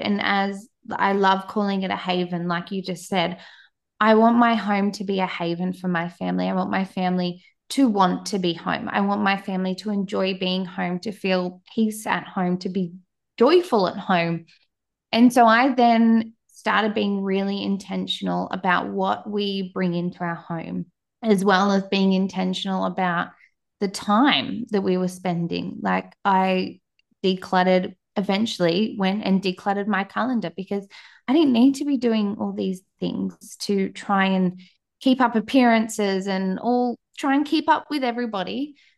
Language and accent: English; Australia; accent: Australian; as you can tell by my accent, I am down in Australia, the other side of the world